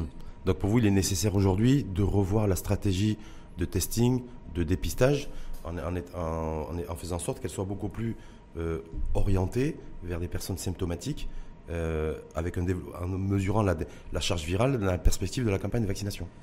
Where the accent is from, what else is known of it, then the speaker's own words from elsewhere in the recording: Morocco; chez nous, au Maroc